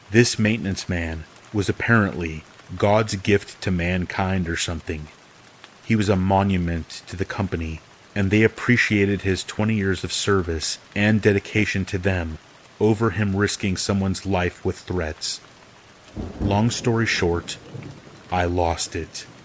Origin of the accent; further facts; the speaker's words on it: California, United States; Of course, I'm from California, and of course, I didn't read the lease carefully.